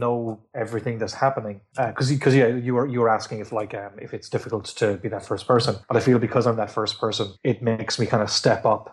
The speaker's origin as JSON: {"language": "English", "country": "Ireland", "said": "I'm Irish"}